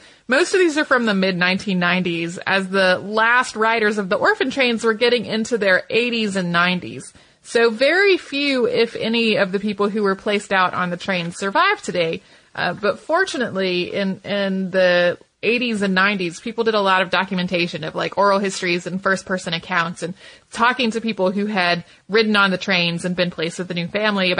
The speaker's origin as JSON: {"language": "English", "town": "Santa Fe", "region": "New Mexico", "country": "United States", "tie": "born or raised there", "said": "Growing up in Santa Fe with my dad curating a Navajo museum has affected my life in so many ways."}